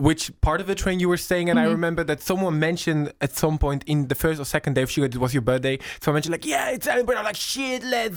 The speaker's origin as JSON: {"language": "English", "country": "Poland", "said": "I am from Polonia"}